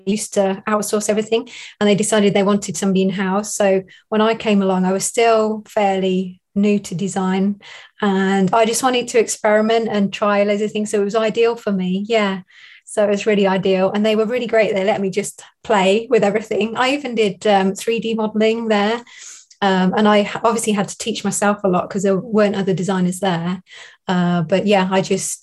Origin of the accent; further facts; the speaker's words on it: Northamptonshire, East Midlands, United Kingdom; accent: southern; moved away as an adult; also born or lived in Derby; now in Chesterfield, United Kingdom; I'm from Northamptonshire, which is nearer London, but I moved up more north when I went to university